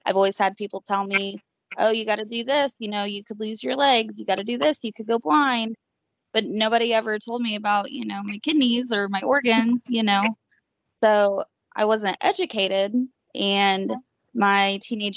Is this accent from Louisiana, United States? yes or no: no; Terre Haute, Indiana, United States; I'm from Terre Haute, which is a small community